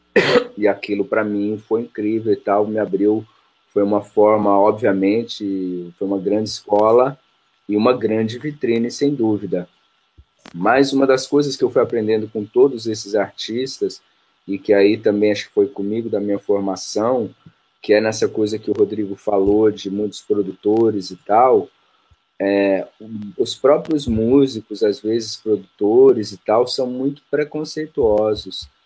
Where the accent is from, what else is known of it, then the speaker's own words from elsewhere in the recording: ABC Paulista, São Paulo, Brazil; also born or lived in Rio de Janeiro / Bahia; sou do ABC Paulista.